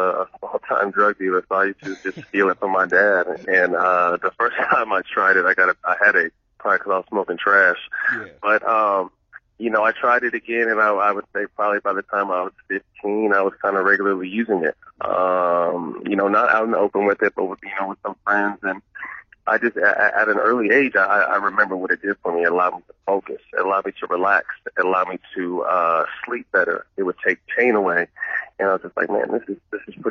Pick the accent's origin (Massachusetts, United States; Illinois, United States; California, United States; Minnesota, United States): California, United States; Sacramento; a local company in Sacramento, my hometown